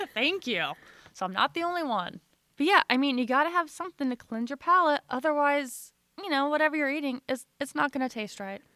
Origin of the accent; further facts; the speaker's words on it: Illinois, United States; now in Missouri, United States; And I'm originally from Illinois, and I now live in Missouri.